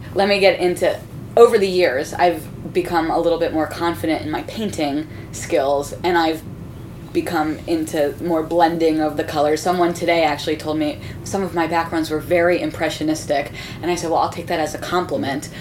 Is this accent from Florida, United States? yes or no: yes; Miami, Florida, United States; I grew up in Miami